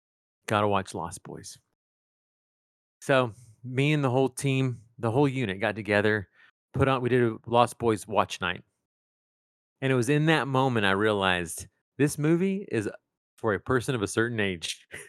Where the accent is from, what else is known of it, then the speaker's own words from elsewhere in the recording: East Texas, United States; Well, I grew up in East Texas